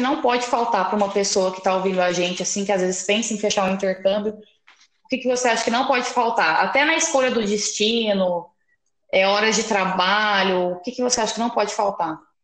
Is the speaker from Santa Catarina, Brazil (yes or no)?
no; Guaíra, São Paulo, Brazil; eu sou de Guaíra, interior de São Paulo